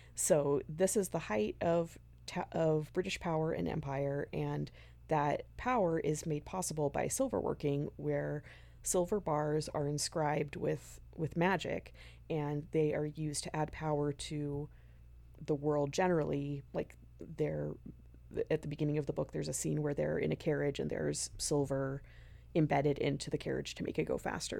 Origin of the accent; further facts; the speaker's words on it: the West, United States; moved away; I'm from the West. So, where I'm from, we called it the Tower of Babel